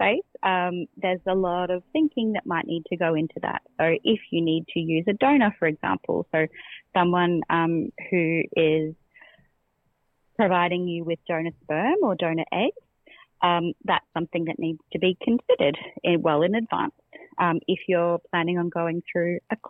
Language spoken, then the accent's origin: English; Australia; as Australian queer researchers